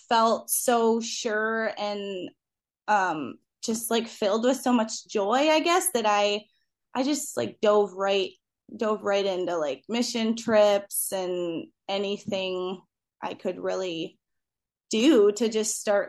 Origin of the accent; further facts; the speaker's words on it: Clarkston, Michigan, United States; I grew up in Clarkston and my husband grew up in Rochester. So we've really been in the same area since